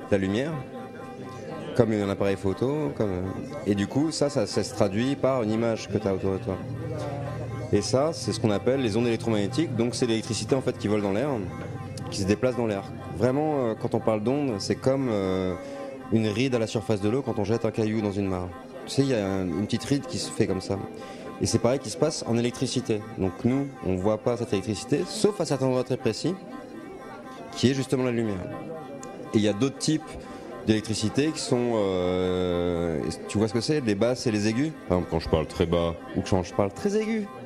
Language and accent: French; Paris, Île-de-France, France; De Barbès.